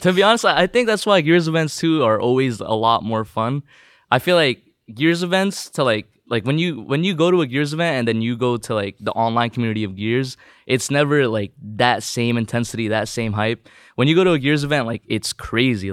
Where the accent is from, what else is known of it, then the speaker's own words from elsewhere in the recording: Southern California, United States; first language Tagalog; English is a second language; also born or lived in Philippines; I moved here when I was, uh, around three, four years old?